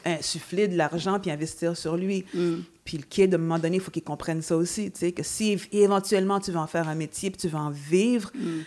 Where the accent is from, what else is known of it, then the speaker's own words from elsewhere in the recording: Montreal, Quebec, Canada; étant montréalaise